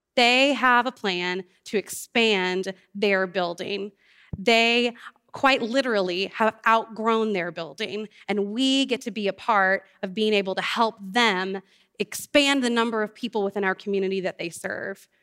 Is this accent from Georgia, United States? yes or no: no; New Orleans, Louisiana, United States; moved away; I grew up in New Orleans and our family lost our home